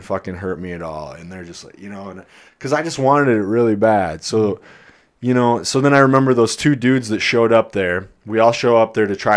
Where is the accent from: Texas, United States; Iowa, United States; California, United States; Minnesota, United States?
Iowa, United States; moved away; I'm from Iowa